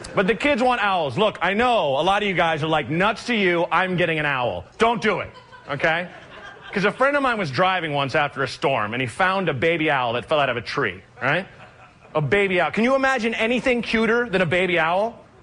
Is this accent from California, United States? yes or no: no; Oregon, United States; I'm from Oregon.